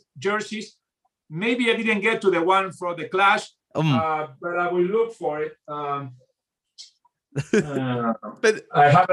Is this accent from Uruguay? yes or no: yes; Montevideo, Uruguay; born or raised there; also born or lived in Argentina; now in United States